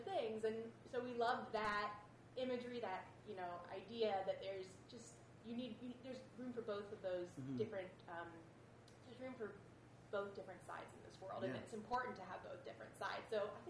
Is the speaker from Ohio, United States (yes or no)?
no; Jacksonville, Florida, United States; born or raised there